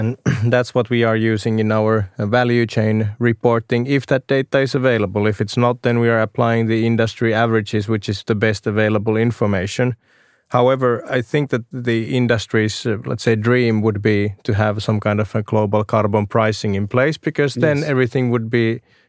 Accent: Lapland, Finland; I'm actually from Lapland myself, and cross-country skiing has always been close to my heart.

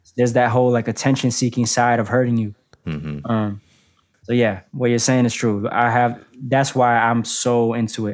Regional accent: Boston, Massachusetts, United States; I come from a place like Boston, I'm not from Atlanta, New York City

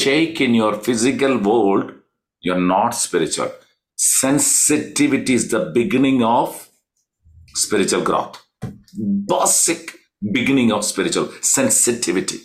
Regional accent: Kerala, India; We are from Kerala

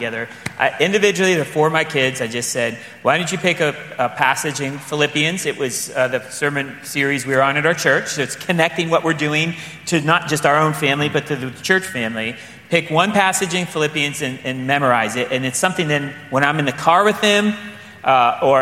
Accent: Midwest, United States; being a Midwesterner

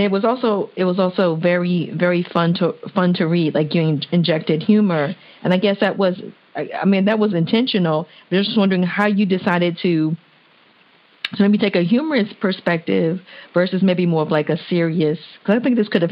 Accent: Washington, District of Columbia, United States; I grew up in Washington, D.C., went to public school and then went to Catholic school.

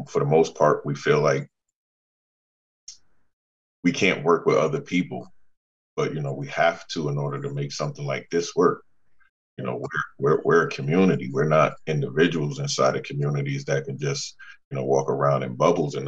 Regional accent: New Haven, Connecticut, United States; born and raised in New Haven

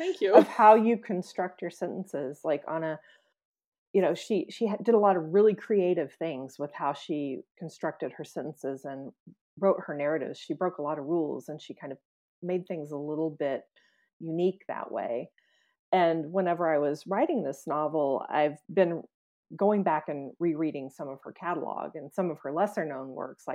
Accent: Springfield, Missouri, United States; my hometown, which is Springfield, Missouri

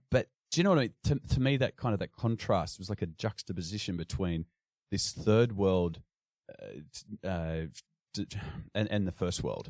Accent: Sydney, New South Wales, Australia; I grew up in, uh, western Sydney, in a little place called Carlingford

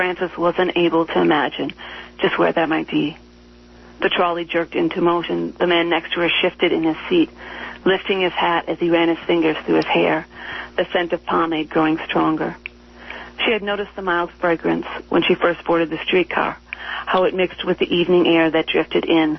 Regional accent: Minneapolis, Minnesota, United States; I grew up in Minneapolis

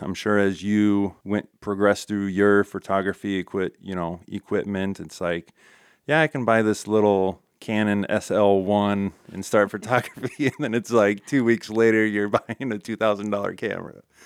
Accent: Ralston, Nebraska, United States; also born or lived in Colombia; I grew up here in Ralston

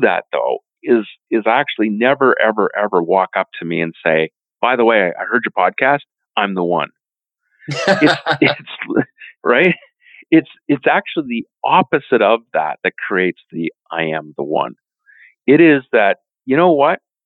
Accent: Canada; as a Canadian

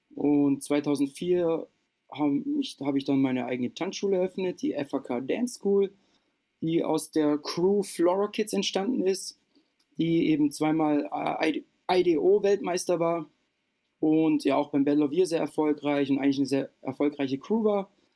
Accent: Lindau, Bavaria, Germany; also born or lived in Austria; bei uns unten am Bodensee gab es einen fetten Club

